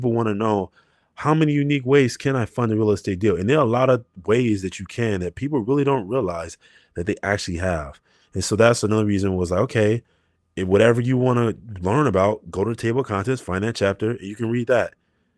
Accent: Chicago, Illinois, United States; I just think that just comes from where I come from Chicago.

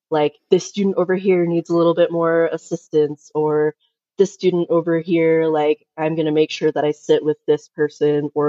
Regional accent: New York City, New York, United States; born there; now in Utah, United States; I've moved around a ton. I was born in New York City, taught special ed for about seven years

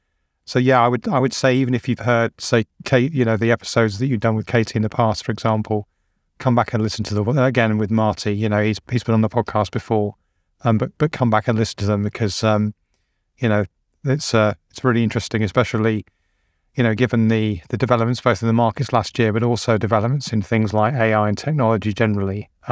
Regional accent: England, United Kingdom; I'm like, well, I'm English.

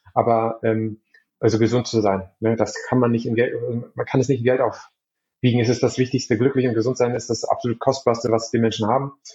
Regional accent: Berlin, Germany; moved away as an adult; also born or lived in Hamburg; now in Lübeck, Germany; ursprünglich komme ich aber aus Berlin

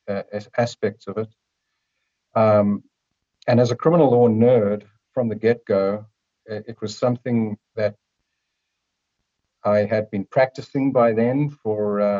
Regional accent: Cape Town, Western Cape, South Africa; moved away as an adult; also born or lived in Canada; now in Vancouver, Canada; I am from beautiful Cape Town, South Africa. Came to Canada in 1987, but I've obviously still got the accent

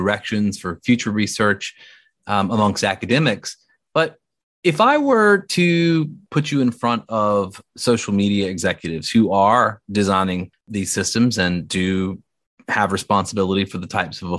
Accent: the South, United States; I grew up in the South

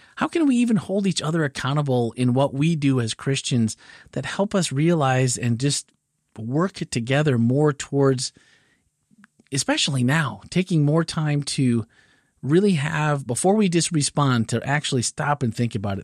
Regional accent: Midwest, United States; growing up in the Midwest

